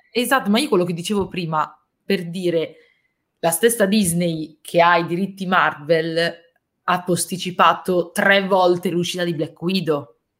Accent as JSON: {"language": "Italian", "town": "Milan", "region": "Lombardy", "country": "Italy", "said": "io sono di Milano, quindi la zona forse più brutta"}